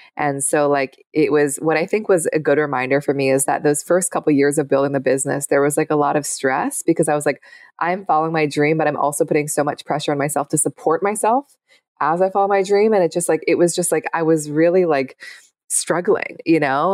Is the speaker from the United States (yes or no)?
yes; Seattle, Washington, United States; I grew up in Seattle.